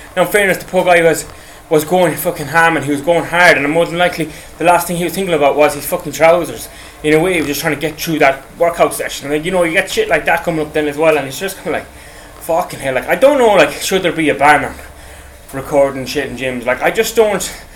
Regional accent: Ireland; I'm from Ireland

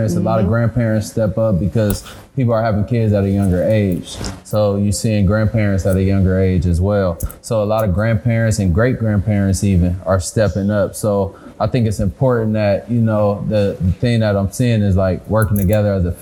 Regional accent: Lima, Ohio, United States; We're from a city called Lima, Ohio, population about 40,000 people

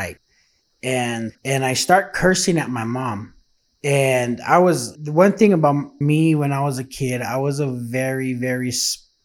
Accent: Santa Fe, New Mexico, United States; I was born and raised in Santa Fe, New Mexico

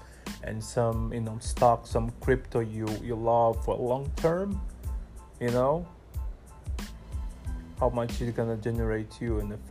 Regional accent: Brazil; now in Ghana; originally I'm from Brazil.

